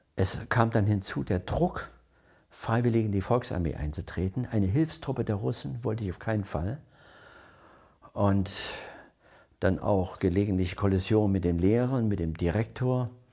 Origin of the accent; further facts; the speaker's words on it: Crimmitschau, Saxony, Germany; moved away as an adult; also born or lived in West Germany; ich bin 1940 in Krimitschau geboren